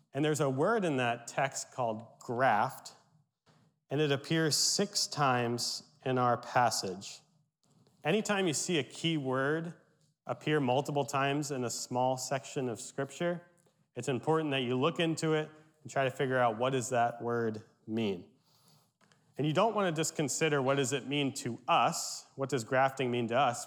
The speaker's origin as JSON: {"language": "English", "area": "Berks County", "region": "Pennsylvania", "country": "United States", "tie": "born or raised there", "said": "My Pennsylvania Dutch heritage, I grew up in Berks County"}